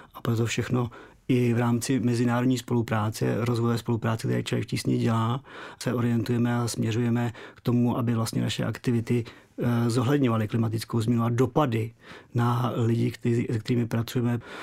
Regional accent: Czechia; u nás v Čechách

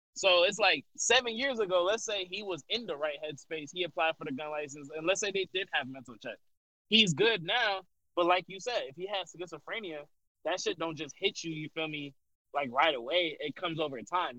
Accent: United States; I'm an American

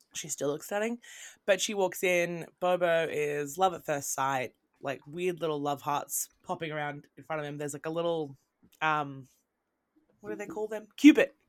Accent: Australia; moved away as an adult; also born or lived in Britain; now in United Kingdom; I'm from Australia. Now I live in mm. Britain

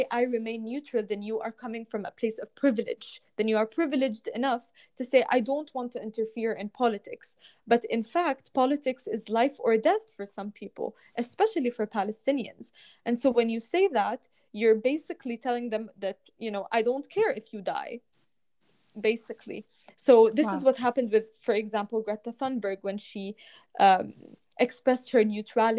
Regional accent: Lebanon; growing up in Lebanon

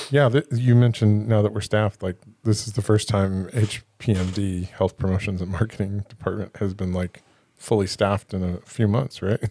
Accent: Encinitas, California, United States; now in Oceanside, United States; I grew up in Encinitas and I live in Oceanside

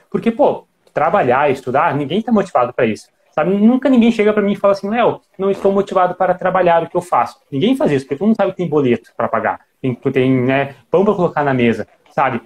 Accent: Gaúcho, Rio Grande do Sul, Brazil; a gente é gaúcho

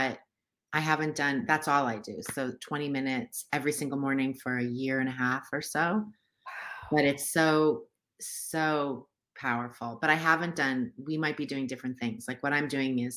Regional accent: United States; I grew up in America

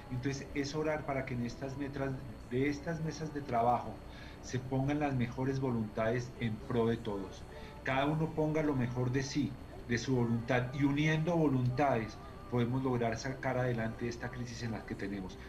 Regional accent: Colombia; todos somos colombianos

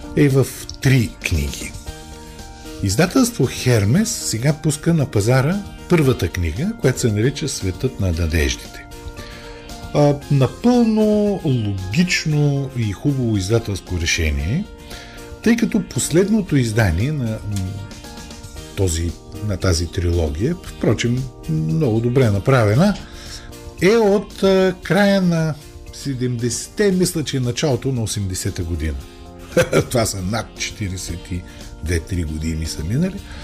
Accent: Bulgaria; Ние, българите, сме част от Европа

